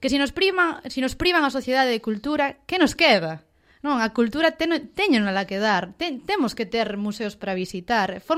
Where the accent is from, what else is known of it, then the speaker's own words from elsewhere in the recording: Ourense, Galicia, Spain; como ourensana que son